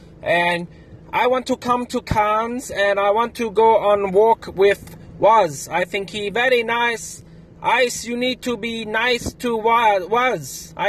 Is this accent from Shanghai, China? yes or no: yes; Shanghai, China; English is a second language; I'm from Shanghai in China.